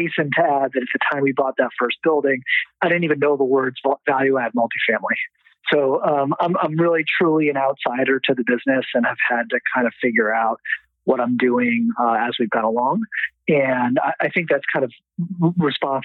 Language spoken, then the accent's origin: English; East Coast, United States; moved away as an adult; also born or lived in London; now in Los Angeles, United States; I grew up on the East Coast